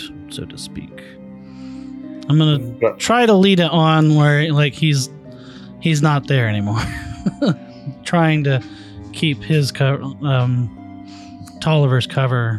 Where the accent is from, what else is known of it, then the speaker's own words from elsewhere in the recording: Ireland; I am Irish, so I am.